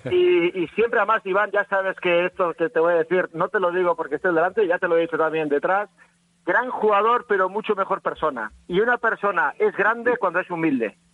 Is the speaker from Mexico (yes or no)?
no; Navarre, Spain; como buen navarro